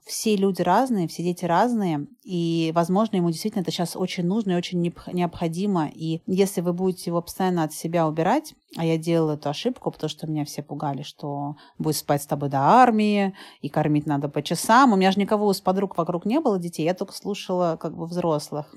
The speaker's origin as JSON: {"language": "Russian", "region": "Moscow", "country": "Russia", "tie": "born or raised there", "also_born_or_lived": "Thailand", "moved": "yes", "said": "я родилась в Москве"}